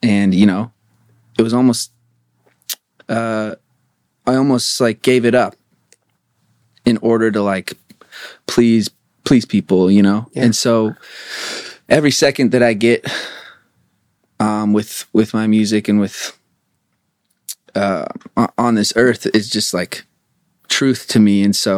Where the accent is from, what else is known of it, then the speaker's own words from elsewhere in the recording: Spokane, Washington, United States; also born or lived in Portland; now in Los Angeles, United States; Spokane, Washington.